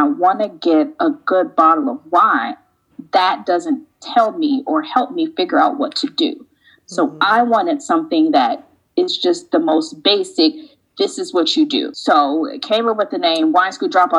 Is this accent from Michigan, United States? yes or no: no; Chicago, Illinois, United States; moved away as an adult; now in Paris, France; I'm from Chicago